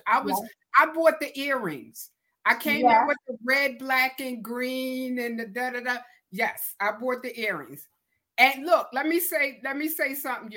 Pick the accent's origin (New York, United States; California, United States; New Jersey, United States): New York, United States; I'm from Brooklyn